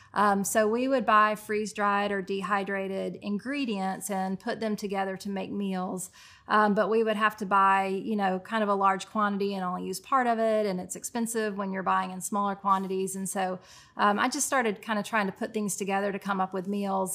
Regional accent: Chattanooga, Tennessee, United States; moved away as an adult; also born or lived in Richmond, Indiana / Vancouver, Canada / Cincinnati, Ohio; I grew up here

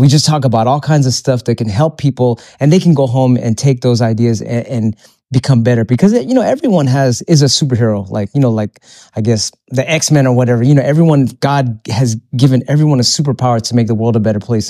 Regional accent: Philippines; moved away; I'm, I'm Filipino, so when I go back to my country, it's a third world country

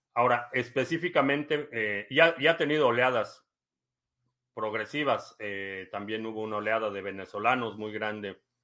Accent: Mexico City, Mexico; nací en la Ciudad de México, eh, entonces sí la conozco.

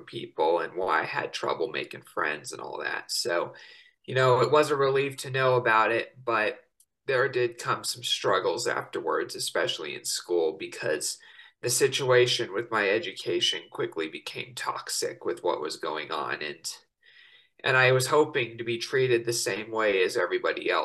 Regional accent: Estes Park, Colorado, United States; in my hometown of Estes Park, Colorado

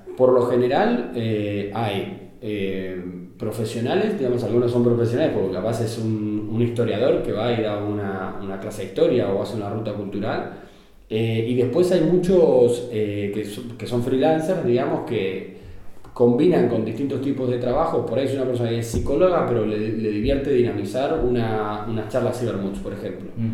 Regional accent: Argentina; moved away as an adult; now in Barcelona, Spain; yo soy argentino.

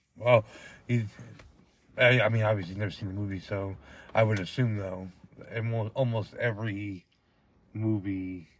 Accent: Hopatcong, New Jersey, United States; growing up in Hopaca

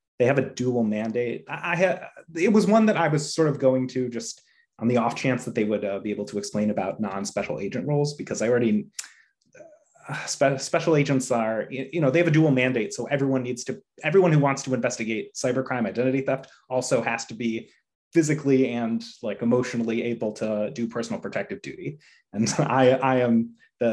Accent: Chicago, Illinois, United States; now in Sharon, United States; I'm originally from the Chicago area, but now I live in Sharon, Massachusetts

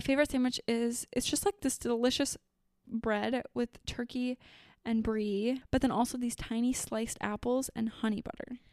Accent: Fargo, North Dakota, United States; my hometown

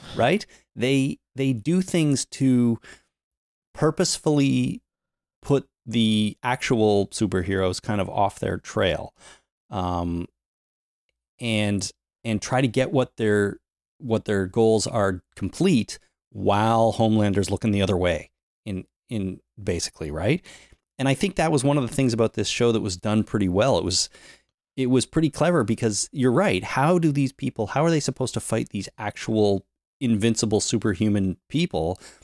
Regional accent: Toronto, Ontario, Canada; my hometown

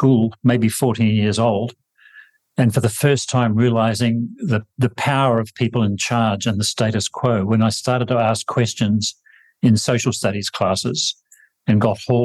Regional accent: New Zealand; I grew up in New Zealand with an Austrian Jewish mother

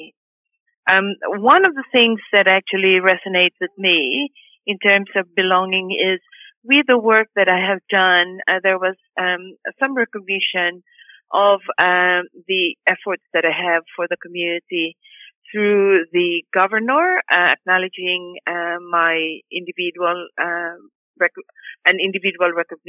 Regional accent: Philippines; moved away as an adult; now in Australia; I arrived in 1996 and I was looking, I was walking around and I found the Australian Migrant Resource Centre. And it was in 1997, in September, when they actually employed me as a Filipino worker

